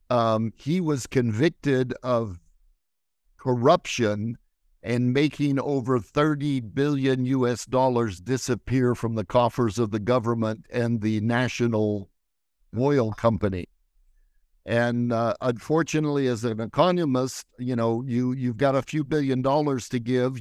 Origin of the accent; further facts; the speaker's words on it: United States; now in Israel; as an American